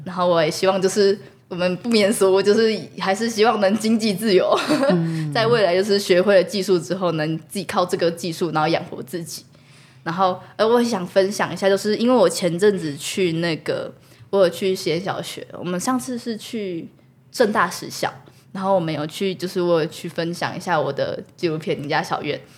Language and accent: Chinese; Shuangxi, New Taipei, Taiwan; 我是双溪土生出生，在地人，然后我从就是在这里也住了十七年，然后从小到大都都在这里。我幼稚园、国中、国小，然后高中也升上来，也一直在这里